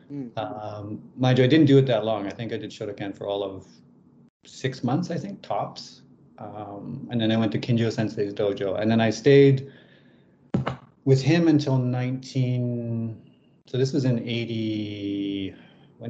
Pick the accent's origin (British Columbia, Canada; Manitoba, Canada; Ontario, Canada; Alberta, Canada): Alberta, Canada; Lethbridge; I grew up in Canada in the province of Alberta in a town called Lethbridge